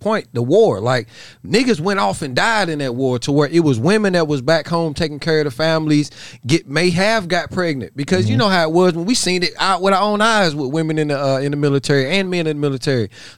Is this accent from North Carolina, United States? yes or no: yes; Statesville, North Carolina, United States; I'm from Statesville, North Carolina